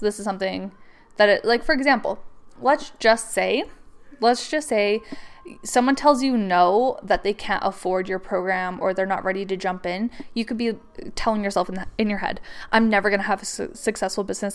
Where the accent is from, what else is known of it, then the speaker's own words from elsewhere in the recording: Canada; I'm from Canada